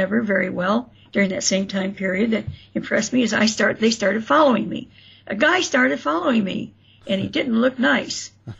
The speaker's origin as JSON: {"language": "English", "town": "South Bend", "region": "Indiana", "country": "United States", "tie": "born there", "said": "I missed where I was born in South Bend."}